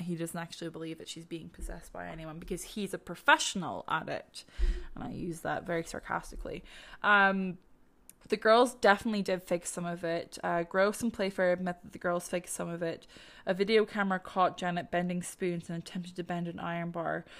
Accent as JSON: {"language": "English", "country": "Ireland", "said": "As an Irish person, we love to put a few legs on our stories."}